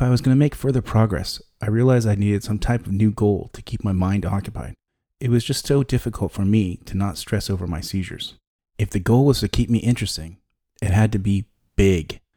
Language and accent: English; San Diego, California, United States; In 1995, I was 20 and attending the University of California in San Diego. Though the university was in my hometown